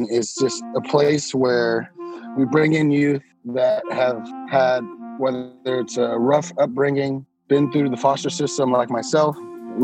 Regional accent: San Francisco, California, United States; I grew up in San Francisco, so I was born and raised there

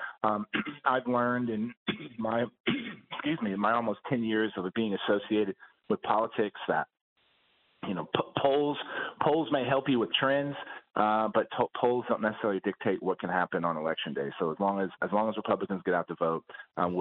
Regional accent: Texas, United States; my home state of Texas

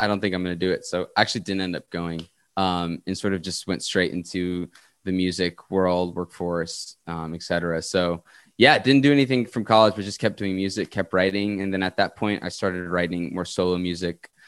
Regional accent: Winthrop, Massachusetts, United States; moved away as an adult; also born or lived in Queens, New York / New Rochelle, New York; now in Montreal, Canada; I grew up there till I was about nine, and then I moved to uh, Winthrop, Massachusetts, which is right outside of Boston. And sort of I've been in the Boston area since uh, around nine or ten

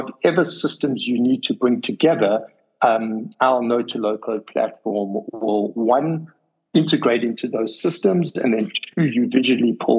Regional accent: South Africa; being a South African

